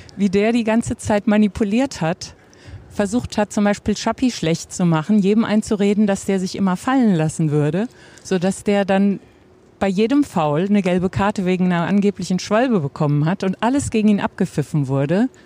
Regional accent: Offenbach am Main, Hesse, Germany; now in Butzbach, Germany; Also eigentlich komme ich ursprünglich aus Offenbach.

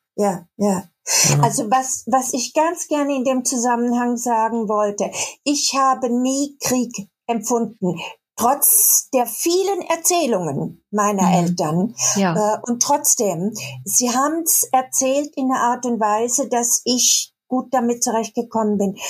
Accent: Baden-Württemberg, Germany; accent: Baden (badisch); moved away as an adult; now in Cologne, Germany; ich komme aus Süddeutschland, aus dem Badischen und habe auch manchmal noch so einen badischen Akzent

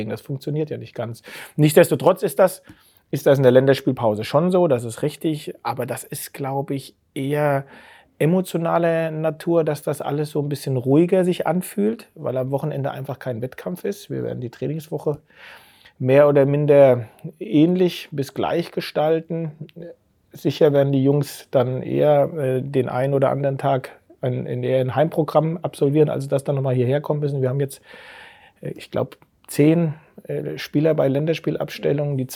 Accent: Hessenau, Hesse, Germany; also born or lived in Geinsheim; Und dann aufgewachsen auf der Hessenau. Das ist fünf Kilometer von Geinsheim. In Geinsheim habe ich Fußball gespielt und bin

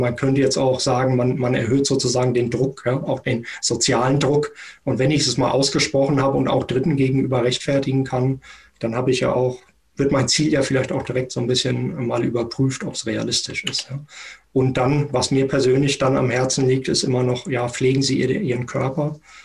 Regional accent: Germany; auch als Deutsche

